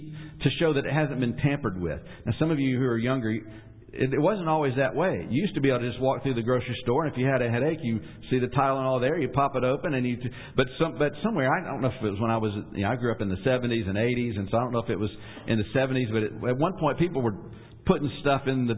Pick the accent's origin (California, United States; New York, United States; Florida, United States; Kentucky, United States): Kentucky, United States; Ashland; I was born in Ashland, Kentucky